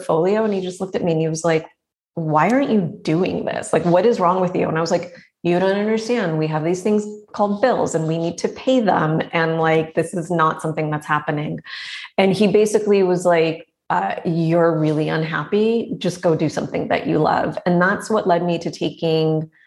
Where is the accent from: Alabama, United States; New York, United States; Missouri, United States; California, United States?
California, United States; Los Angeles; accent: Valley; I grew up in the San Fernando Valley